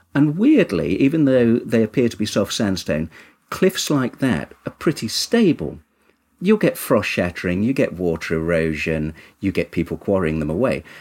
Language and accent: English; Kinver, West Midlands, United Kingdom; I'm originally from Kinver in Staffordshire, which has lots and lots of cave dwellings